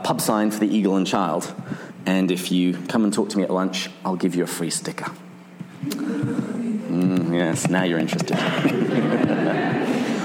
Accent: England, United Kingdom; I'm from England. Every American always seems to think that I'm from Australia

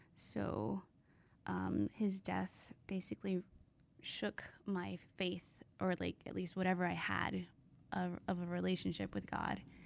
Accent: San Diego, California, United States; also born or lived in Virginia; I'm actually from here, from sunny San Diego

